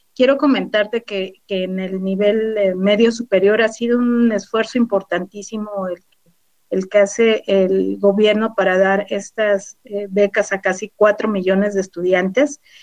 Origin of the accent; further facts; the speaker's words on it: Huauchinango, Puebla, Mexico; moved away as an adult; Soy de la Sierra Norte de Puebla. Eh, nací en Huauchinango, hace pocos años